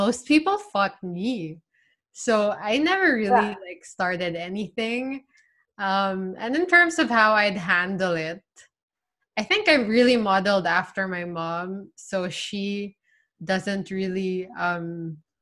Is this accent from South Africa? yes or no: no; Philippines; I'm from the Philippines